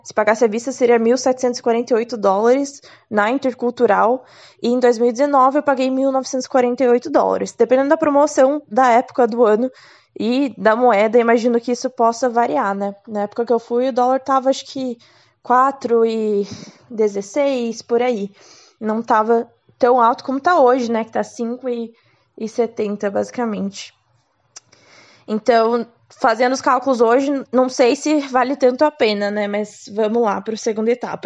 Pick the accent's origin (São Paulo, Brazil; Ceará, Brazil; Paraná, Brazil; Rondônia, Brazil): Paraná, Brazil; Curitiba; sou de Curitiba, tinha uma franquia aqui